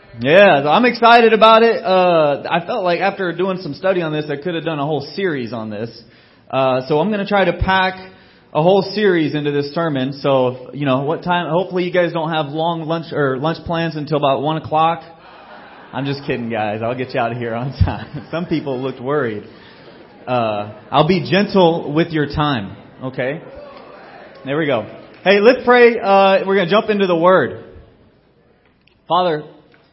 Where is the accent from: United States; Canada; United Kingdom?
United States; Georgia; growing up in Georgia